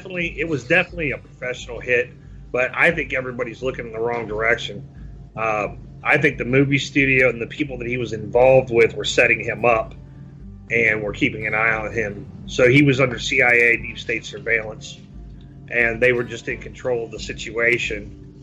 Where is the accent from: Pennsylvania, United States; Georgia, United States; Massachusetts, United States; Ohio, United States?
Ohio, United States; Dayton; also born or lived in Beavercreek, Ohio; my hometown is Dayton, Ohio. I grew up not far, about 10 miles from where the shit happened